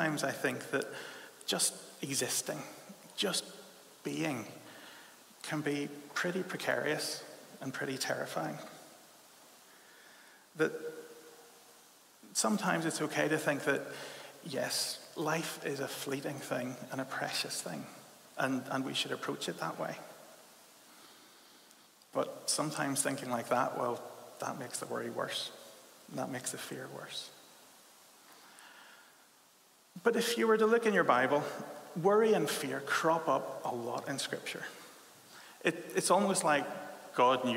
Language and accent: English; Belfast, Northern Ireland, United Kingdom; now in Leeds, United Kingdom; I'm from Belfast, and I grew up, and from a very early age, I encountered this culture that you might call a bit of a dour Ulster Protestantism